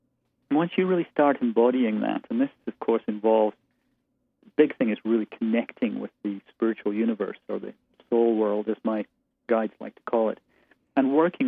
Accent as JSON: {"language": "English", "town": "Aberdeen", "region": "Scotland", "country": "United Kingdom", "tie": "born or raised there", "moved": "as an adult", "said": "I was born and raised there. I was in Scotland until I was 23, and then left college, spent time in Lo"}